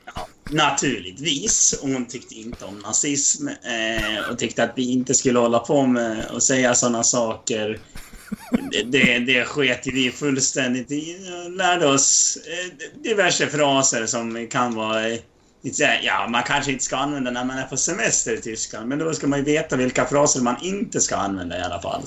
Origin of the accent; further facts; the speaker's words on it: Sweden; jag är från Sverige.